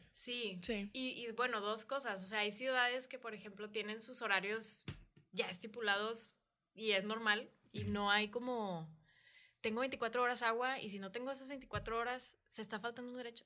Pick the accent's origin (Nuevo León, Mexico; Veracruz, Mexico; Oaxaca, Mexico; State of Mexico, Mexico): Nuevo León, Mexico; Monterrey; soy una mujer regia